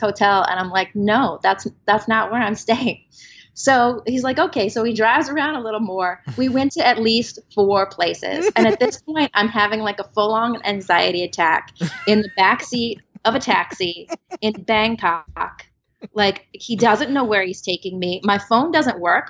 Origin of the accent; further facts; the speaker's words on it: South Louisiana, United States; moved away as an adult; now in Austin, United States; growing up in South Louisiana, I thought everybody was Roman Catholic